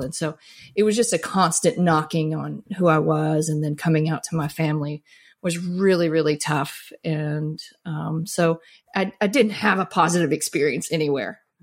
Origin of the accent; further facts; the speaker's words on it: Mississippi, United States; I grew up in Mississippi